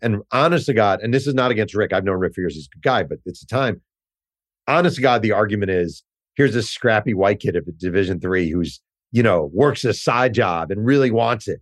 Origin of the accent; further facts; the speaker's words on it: Mahopac, New York, United States; I grew up in Mayopack, New York